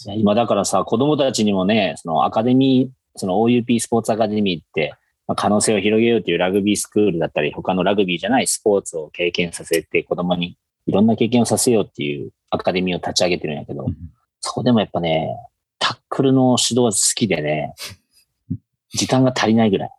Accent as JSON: {"language": "Japanese", "region": "Fukuoka", "country": "Japan", "tie": "born or raised there", "said": "もともともうずっと福岡で生まれて、福岡で育ったという感じですね"}